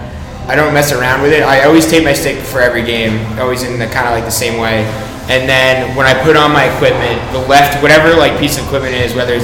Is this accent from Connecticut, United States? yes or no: no; Bellmore, New York, United States; When I grew up on Long Island, I was pretty close to the Coliseum